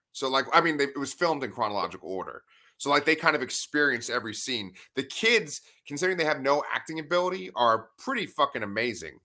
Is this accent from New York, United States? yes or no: yes; New York City, New York, United States; growing up on Staten Island